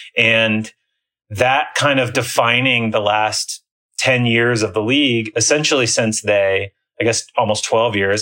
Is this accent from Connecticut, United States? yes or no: no; Iowa, United States; also born or lived in Chicago / Washington, D.C. area; now in near Washington, D.C., United States; I grew up in Iowa